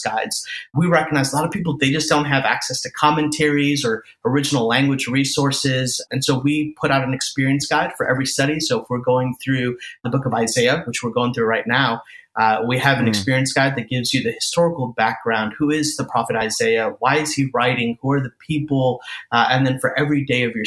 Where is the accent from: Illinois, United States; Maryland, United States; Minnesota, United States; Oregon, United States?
Illinois, United States; Chicago; I'm an Indian guy. And born and raised in the Chicagoland area